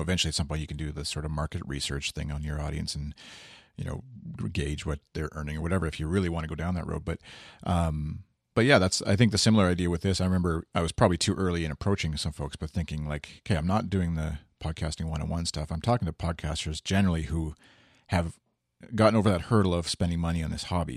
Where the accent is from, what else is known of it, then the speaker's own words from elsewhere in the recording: Canada; one Canadian here